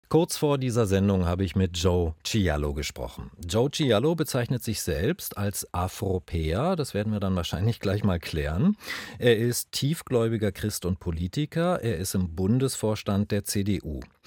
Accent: East Germany, Germany; Ich selbst bin Ostdeutscher

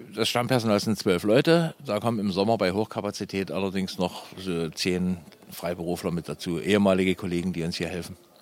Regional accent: Saxony, Germany; accent: slightly Saxon; now in Lower Lusatia, Germany; das klingt noch von früher durch. Also ich bin, ich bin gebürtiger Sachse und wohne aber inzwischen seit 30 Jahren hier.

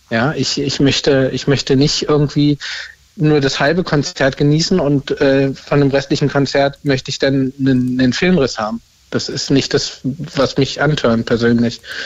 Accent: Berlin, Germany; ich komme auch aus Berlin

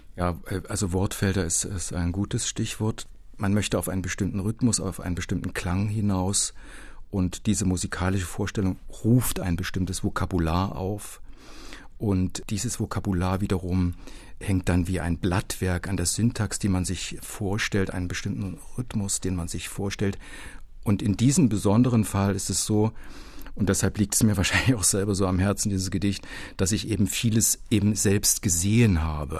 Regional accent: Culmitzsch, Thuringia, Germany; moved away; in der mein Heimatdorf Kulmitsch gestanden hat, das für den Uranbergbau geschleift wurde

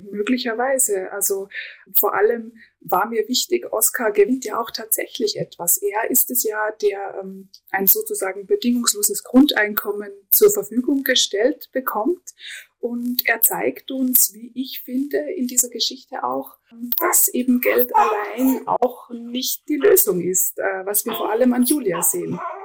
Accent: Innergebirg, Salzburg, Austria; moved away as an adult; ich kam aus dem tiefsten Innergebirg

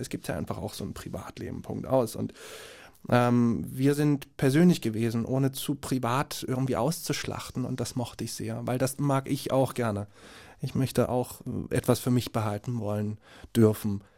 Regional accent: Jena, Thuringia, Germany; born or raised there; moved away

